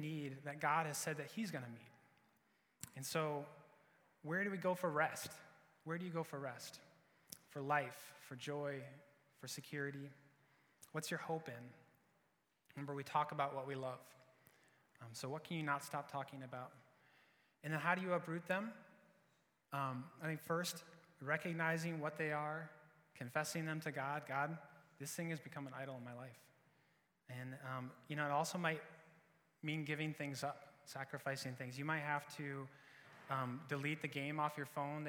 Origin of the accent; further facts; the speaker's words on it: Iowa, United States; I'm from Iowa